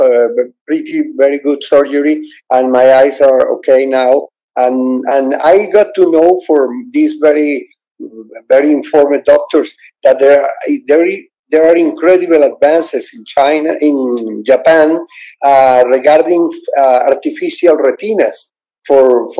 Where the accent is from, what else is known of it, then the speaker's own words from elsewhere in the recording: Caracas, Capital District, Venezuela; I was born in Caracas, Venezuela